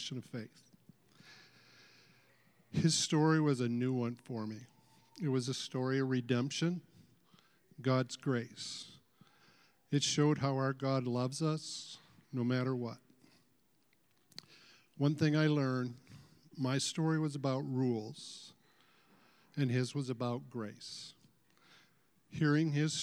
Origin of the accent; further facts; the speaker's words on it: West Michigan, United States; in church growing up in West Michigan